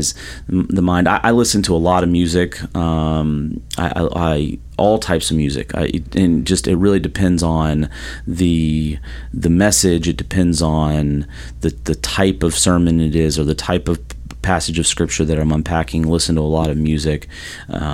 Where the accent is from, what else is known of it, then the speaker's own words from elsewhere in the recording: the South, United States; now in Florida, United States; I'm from the South